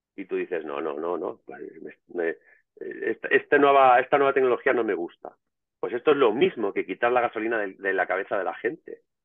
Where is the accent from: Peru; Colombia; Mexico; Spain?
Spain; Madrid, Community of Madrid; donde yo me crié en Madrid